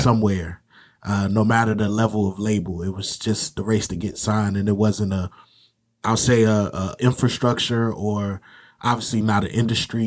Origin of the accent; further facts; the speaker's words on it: Virginia, United States; moved away as an adult; now in North Carolina, United States; I grew up in Virginia, came down to North Carolina for college when I was eighteen